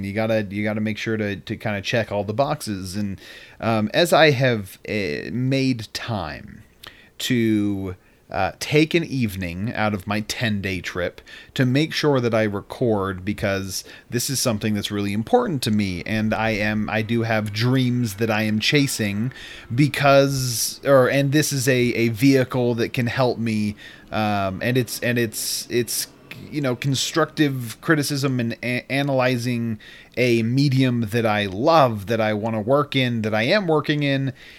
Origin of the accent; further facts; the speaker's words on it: Utah, United States; So where I am, listeners, is that I am visiting my hometown and home state of Utah.